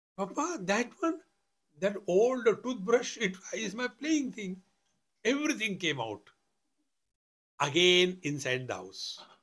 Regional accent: India; I am a man, I am a sannyasi, I am an Indian

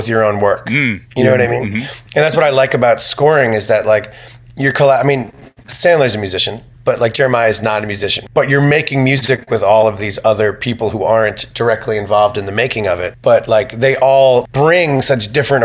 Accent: Long Island, New York, United States; I grew up in Long Island

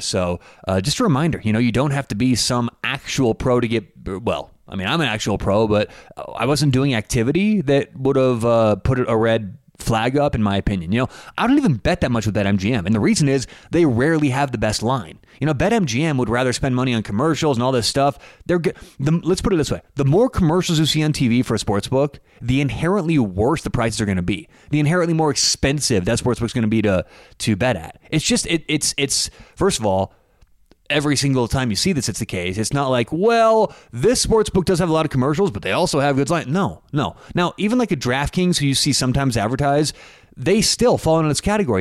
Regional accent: Denver, Colorado, United States; I'm from Denver.

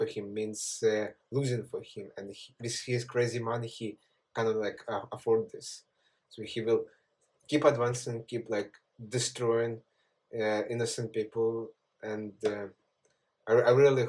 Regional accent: Kyiv, Ukraine; also born or lived in Donetsk, Ukraine; So originally, I'm basically from Donetsk. Like I was like born in Donetsk city, but I moved to Kiev where I live. Like starting from three, when I was three, I was moved with my parents to Kiev, and I lived all my life, so I don't really remember eastern part of like Ukraine at all.

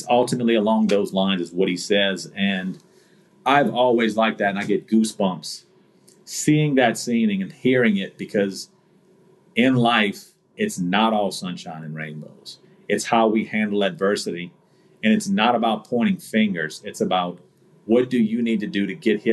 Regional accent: United States; growing up in America

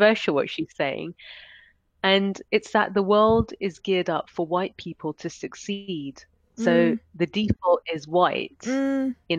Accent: London, United Kingdom; moved away as an adult; now in Switzerland; I would describe as being British of Indian heritage, a born and bred Londoner

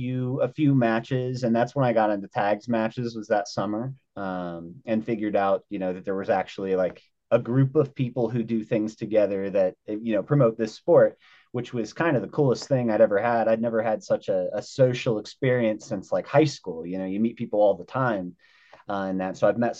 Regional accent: Grove City, Ohio, United States; also born or lived in Netherlands; now in Colorado, United States; I grew up in Ohio mostly, central Ohio, a little place called Grove City. But I was born in Holland, in the Netherlands, military baby.

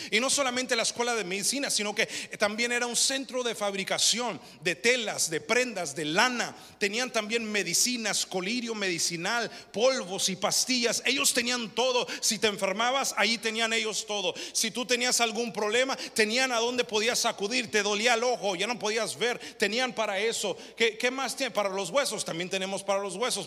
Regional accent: United States; yo no nací en México, nací aquí

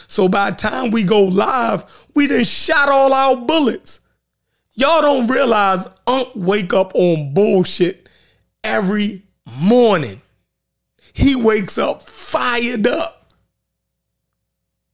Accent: Baltimore, Maryland, United States; accent: Baltimore; Baltimore accent

